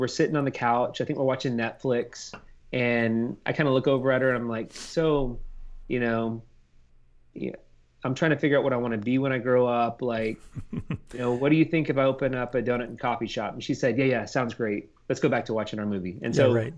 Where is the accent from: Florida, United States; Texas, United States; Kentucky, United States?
Texas, United States; Houston; now in Austin, United States; I'm from Houston originally